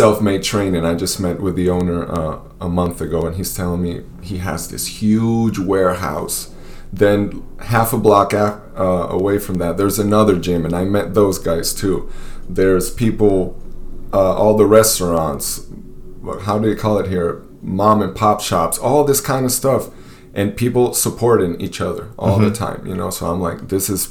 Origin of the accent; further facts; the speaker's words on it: Venezuela; moved away; also born or lived in East Peoria, Illinois; well, Venezuela